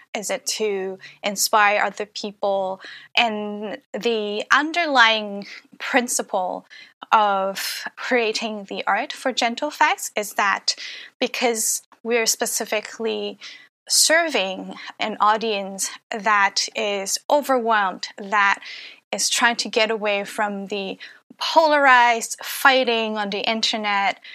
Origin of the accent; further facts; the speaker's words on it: Hong Kong; moved away; also born or lived in Canada; I grew up in Hong Kong